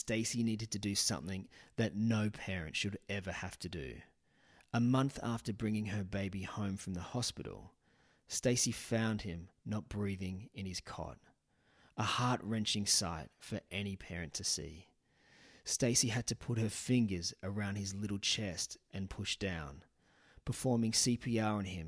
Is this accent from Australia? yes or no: yes; Sydney, New South Wales, Australia; now in Newcastle, Australia; I was actually brought up in the suburbs of Sydney in Castle Hill, now live in Newcastle.